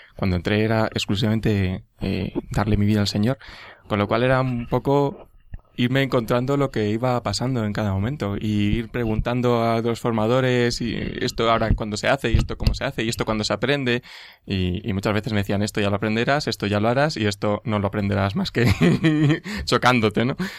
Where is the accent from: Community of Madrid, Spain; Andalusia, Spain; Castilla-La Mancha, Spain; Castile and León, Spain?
Community of Madrid, Spain; Madrid; soy de Madrid, mm, nací en Madrid